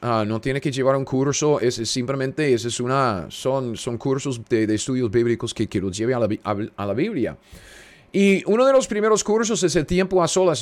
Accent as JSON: {"language": "Spanish", "country": "United States", "second_language": "Spanish", "said": "Soy un gringo cualquiera en medio de los Estados Unidos"}